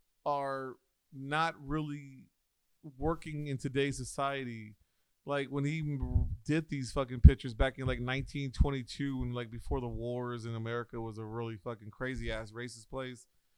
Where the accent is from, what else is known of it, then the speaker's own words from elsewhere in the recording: the South, United States; I'm from the South, fool.